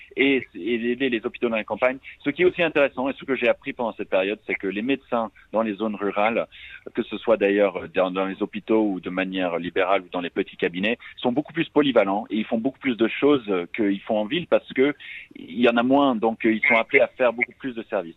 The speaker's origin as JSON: {"language": "French", "country": "United States", "tie": "born or raised there", "moved": "yes", "lives_now": "France", "said": "je, suis américain, euh, franco-américain, j'ai grandi aux États-Unis"}